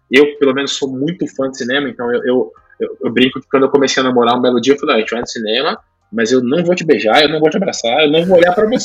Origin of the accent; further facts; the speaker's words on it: Brazil; a gente é brasileiro